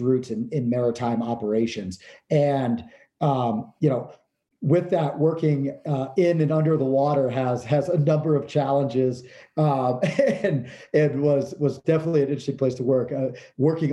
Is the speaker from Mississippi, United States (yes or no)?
no; Pennsylvania, United States; moved away as an adult; now in Montana, United States; I'm from Pennsylvania originally